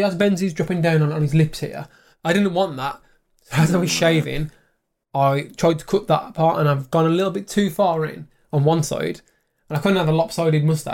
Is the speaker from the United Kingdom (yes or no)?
yes; England, United Kingdom; we're English